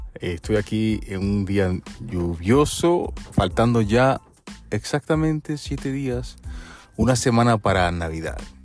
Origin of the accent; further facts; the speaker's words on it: Puerto Rico; also born or lived in Peru; now in United States; yo soy puertorriqueño